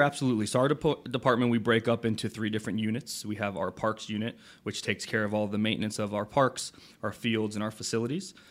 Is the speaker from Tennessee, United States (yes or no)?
no; Port Orange, Florida, United States; also born or lived in Saint Augustine; I grew up in Port Orange, so I had the, um, the pleasure of actually playing on the fields now that I'm, I work for.